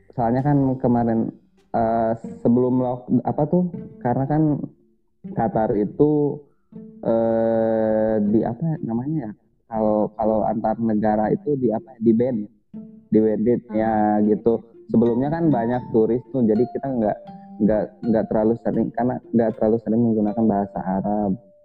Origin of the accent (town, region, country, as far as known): Indonesia; born or raised there; moved away as an adult